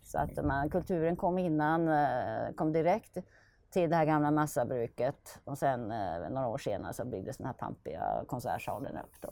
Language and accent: Swedish; Finland; now in Norrköping, Sweden; jag är född i Finland